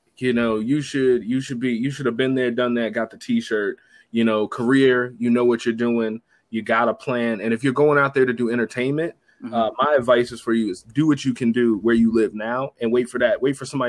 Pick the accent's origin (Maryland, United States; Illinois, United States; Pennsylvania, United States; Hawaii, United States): Maryland, United States; moved away; also born or lived in Florida / Los Angeles; I'm from Maryland